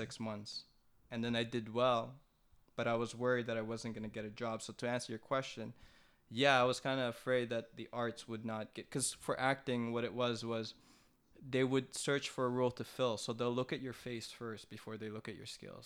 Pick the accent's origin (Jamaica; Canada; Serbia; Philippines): Philippines; I'm Filipino.